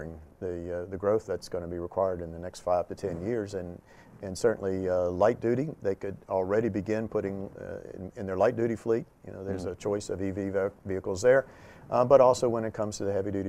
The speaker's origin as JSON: {"language": "English", "region": "North Carolina", "country": "United States", "said": "I'm from North Carolina"}